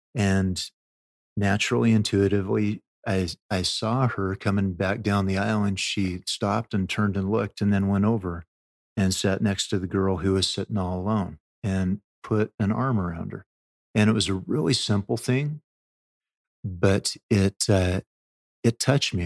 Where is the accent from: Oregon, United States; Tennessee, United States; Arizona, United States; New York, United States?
Oregon, United States; also born or lived in Delaware / Maryland / Louisiana; now in Utah, United States; I'm an Oregon boy